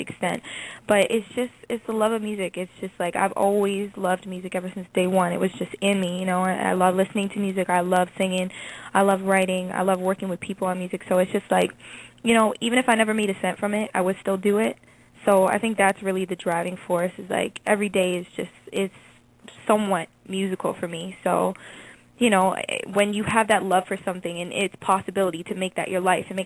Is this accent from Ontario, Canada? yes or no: yes; Toronto, Ontario, Canada; Toronto is my hometown, and I live in the suburbs outside of Toronto